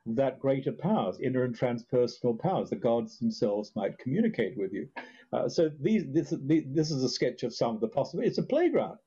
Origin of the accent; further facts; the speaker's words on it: Australia; now in Hudson Valley, United States; I grew up in Australia